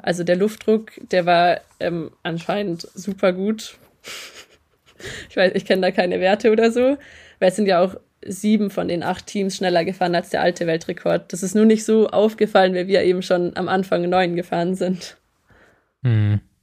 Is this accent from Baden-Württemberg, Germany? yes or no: yes; Metzingen, Baden-Württemberg, Germany; also born or lived in Eningen; ich bin geboren in Metzingen